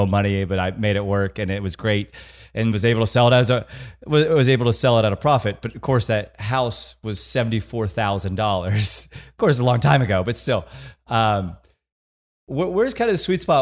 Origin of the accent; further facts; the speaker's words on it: Kansas, United States; So I'm from Kansas, right? So I'm from this college town